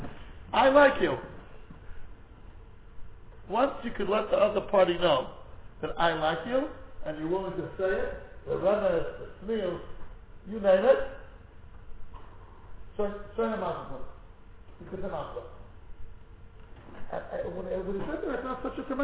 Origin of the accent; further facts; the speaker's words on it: United States; as an American